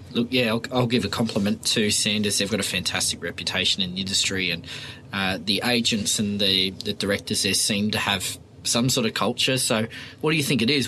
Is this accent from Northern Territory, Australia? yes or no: no; Sydney, New South Wales, Australia; I grew up in Oyster Bay and, and lived there for 18 years.